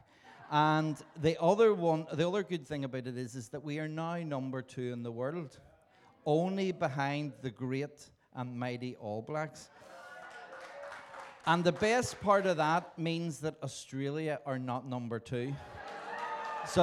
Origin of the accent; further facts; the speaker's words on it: Belfast, Northern Ireland, United Kingdom; I was born in Belfast in Northern Ireland.